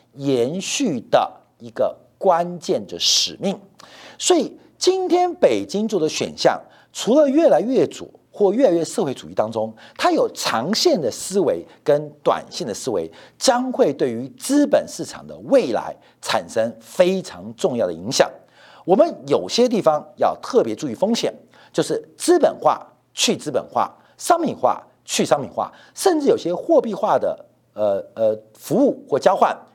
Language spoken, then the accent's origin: Chinese; Taiwan; 我们台湾人